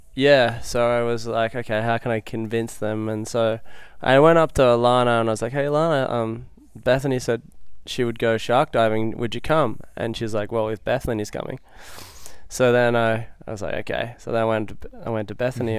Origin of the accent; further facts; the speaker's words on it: Lennox Head, New South Wales, Australia; now in Hawaii, United States; I'm from Lennox Head originally, uh, New South Wales, and I moved to Hawaii, like, about fifteen years ago